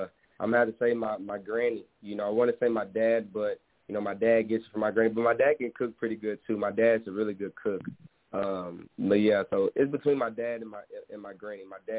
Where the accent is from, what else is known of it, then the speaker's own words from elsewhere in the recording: East Texas, United States; I'm from East Texas. I hunt.